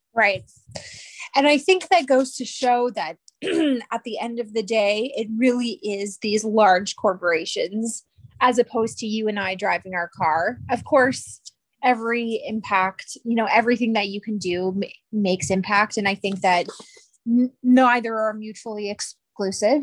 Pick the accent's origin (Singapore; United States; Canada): Canada; I am Canadian